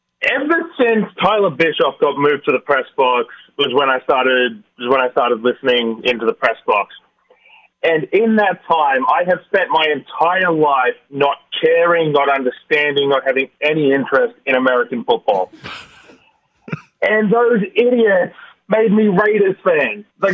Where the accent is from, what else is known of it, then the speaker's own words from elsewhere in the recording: Australia; So I'm Australian.